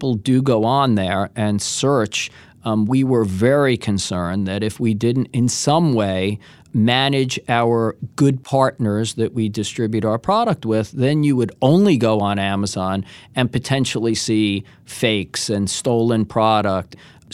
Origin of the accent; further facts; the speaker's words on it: New York, United States; now in Bay Area, United States; I'm a New Yorker.